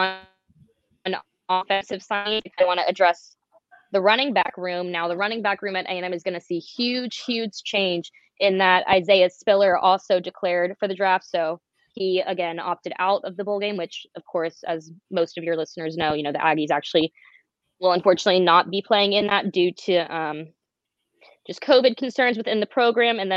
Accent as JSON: {"language": "English", "region": "the South", "country": "United States", "tie": "born or raised there", "said": "I grew up in the South"}